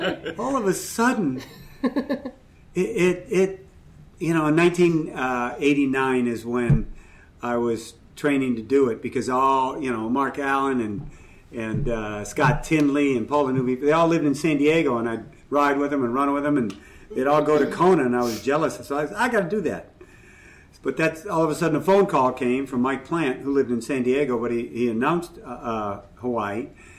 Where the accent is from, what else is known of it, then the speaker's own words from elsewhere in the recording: Ireland; I'm Irish and I'm full of, you know what, so it helps.